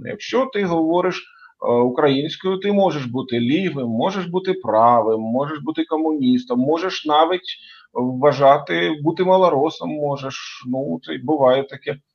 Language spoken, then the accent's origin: Ukrainian; Ukraine; Я з України, крапка.